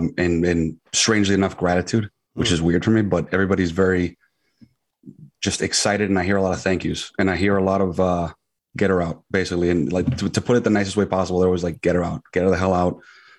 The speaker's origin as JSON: {"language": "English", "town": "Queens", "region": "New York", "country": "United States", "tie": "born or raised there", "said": "And I was born in Queens, Flushing. And, you know, just grew up basically everywhere."}